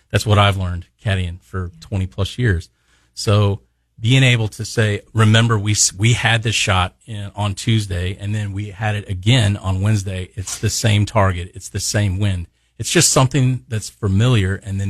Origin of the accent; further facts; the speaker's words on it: Midwest, United States; we're from the Midwest